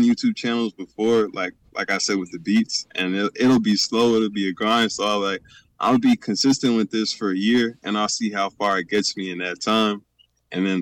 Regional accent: Atlanta, Georgia, United States; also born or lived in Texas; I'm originally from Texas, but I live in Georgia right now

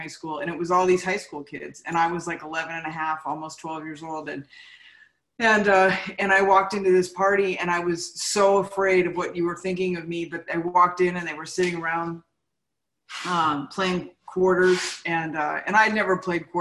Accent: San Fernando Valley, California, United States; I grew up in the San Fernando Valley

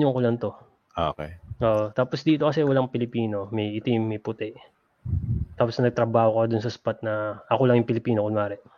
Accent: Los Angeles, California, United States; born there; Parang born kami dito sa LA.

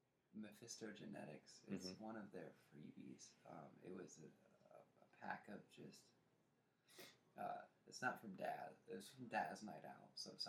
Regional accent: Canada; Take, for example, as Canadian guys, we...

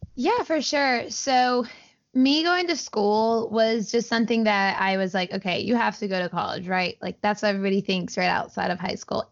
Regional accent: Auburn, Alabama, United States; I grew up in Auburn. I've lived here my entire life

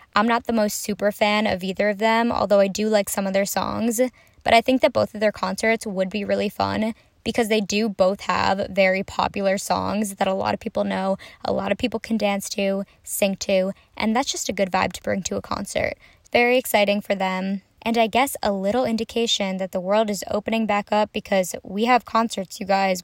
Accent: Minnesota, United States; I'm from Minnesota

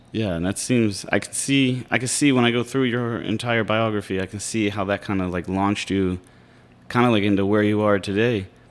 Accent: Pittsburgh, Pennsylvania, United States; I'm from Pittsburgh

